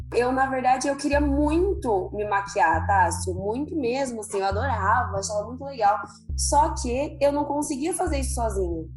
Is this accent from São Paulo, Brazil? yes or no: yes; Ribeirão Preto, São Paulo, Brazil; eu sou de Ribeirão Preto, interior de São Paulo